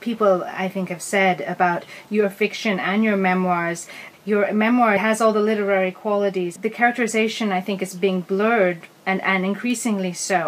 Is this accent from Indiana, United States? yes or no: no; Seattle, Washington, United States; I grew up in Seattle too